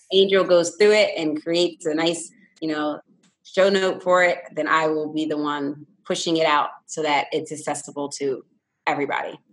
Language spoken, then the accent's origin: English; Philadelphia, Pennsylvania, United States; now in Newport News, United States; I was born and raised in Philadelphia